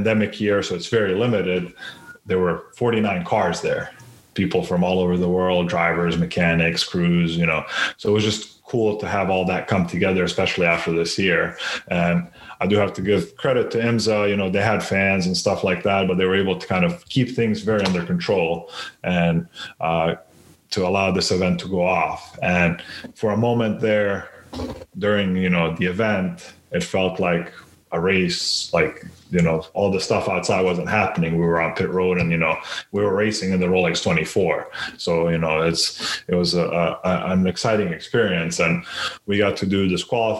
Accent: North Carolina, United States; also born or lived in Sarajevo, Bosnia and Herzegovina; moved here when I was 9

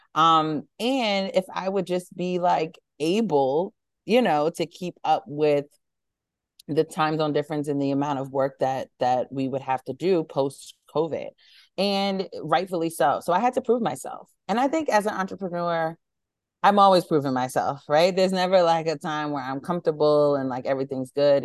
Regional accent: New York City, New York, United States; moved away as an adult; also born or lived in Boston / Atlanta, Georgia; grew up, born and raised in Harlem

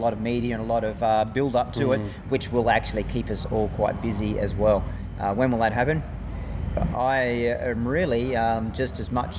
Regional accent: Australia; being an Australian again

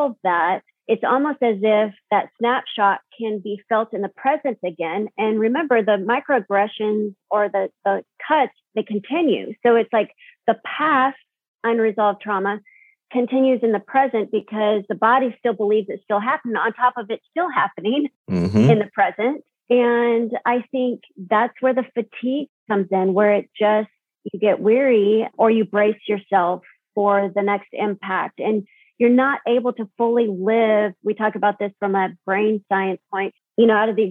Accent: Tucson, Arizona, United States; I grew up in South Tucson, multicultural streets

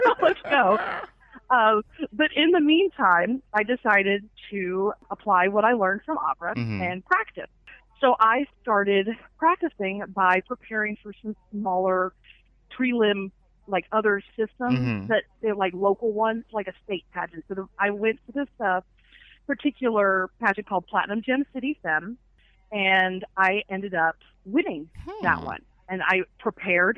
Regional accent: Fayetteville, Arkansas, United States; now in Ohio, United States; from Fayetteville, Arkansas, originally. Mm-hmm. Yes, born and raised

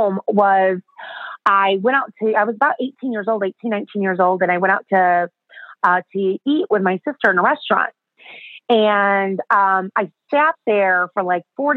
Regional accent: Chicago, Illinois, United States; accent: American; I'm from Chicago, so it's cold, it's frozen, there's snow everywhere

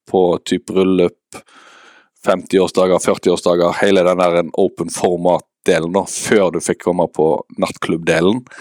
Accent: Western Norway, Norway; now in Eastern Norway; Uh, jeg sier det at jeg er en klimaflyktning med at jeg er fra Vestlandet og flytta til Østlandet.

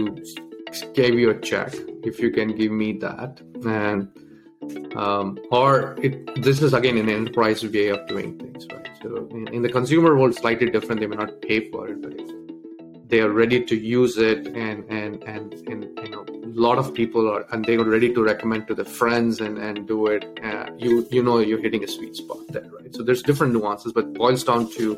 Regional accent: Delhi, India; English is a second language; also born or lived in Tamil Nadu, India; When I was around 8, I moved to Delhi

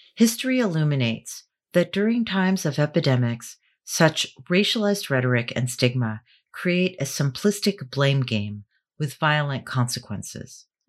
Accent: New York City, New York, United States; moved away; I'm the daughter of Filipino immigrants born and raised in New York City

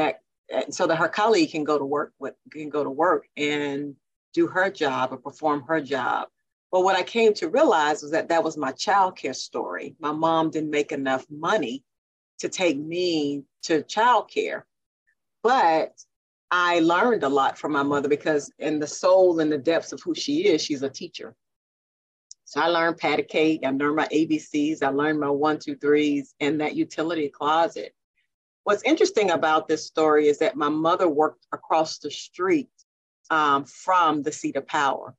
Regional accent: Jackson, Mississippi, United States; I was born and raised right here in Jackson, Mississippi

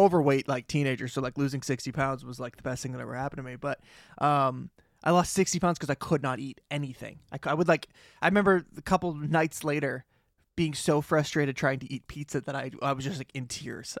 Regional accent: Boston, Massachusetts, United States; accent: Boston; I do have a Boston accent

